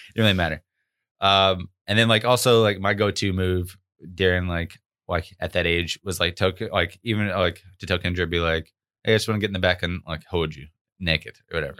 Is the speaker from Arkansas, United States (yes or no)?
yes; Arkansas, United States; we were both, uh, born and raised in Arkansas